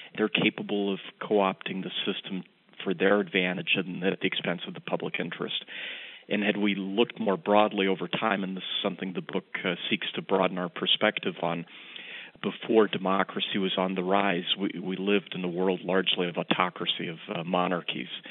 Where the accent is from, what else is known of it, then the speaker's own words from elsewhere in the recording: New York, United States; also born or lived in Rochester, New York; my home state of New York